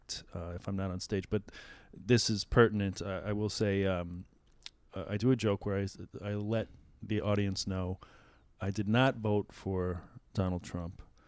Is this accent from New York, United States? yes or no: yes; New York City, New York, United States; I'm a Queens guy